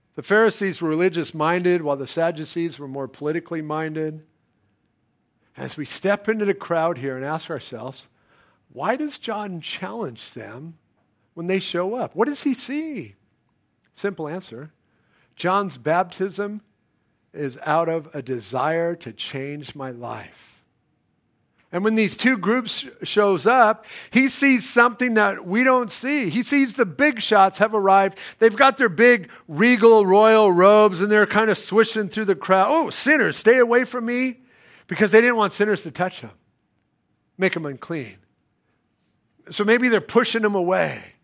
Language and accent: English; United States; I'm American.